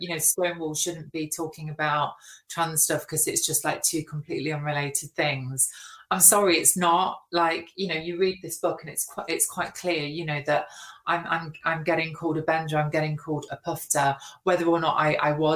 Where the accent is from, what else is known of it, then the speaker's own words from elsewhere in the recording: Nottinghamshire, East Midlands, United Kingdom; moved away; I didn't feel safe walking around my hometown